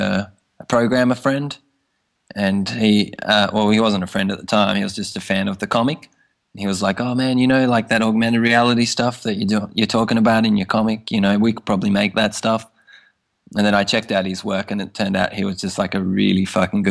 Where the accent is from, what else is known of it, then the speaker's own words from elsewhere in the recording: Tasmania, Australia; now in Tokyo, Japan; I'm from Tasmania originally